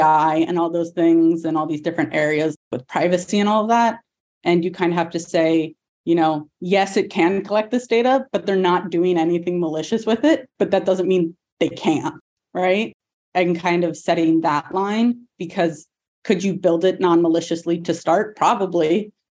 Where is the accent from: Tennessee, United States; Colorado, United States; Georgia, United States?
Georgia, United States; Atlanta; I'm originally from Atlanta